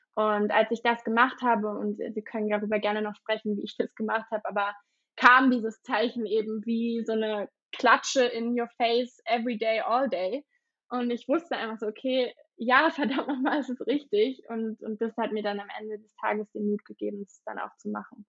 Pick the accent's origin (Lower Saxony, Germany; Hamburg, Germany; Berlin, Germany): Berlin, Germany; ich bin gebürtige Berlinerin und ähm, lebe auch immer noch in Berlin.